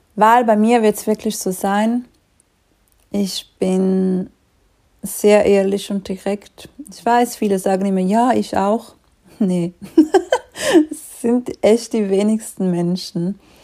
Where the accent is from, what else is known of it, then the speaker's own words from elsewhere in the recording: Switzerland; wie du vielleicht schon ein bisschen raushörst, ich komme aus der Schweiz